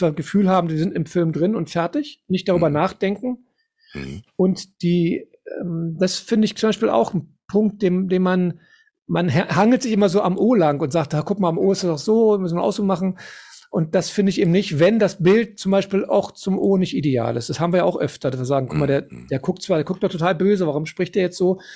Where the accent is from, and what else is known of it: Tempelhof, Berlin, Germany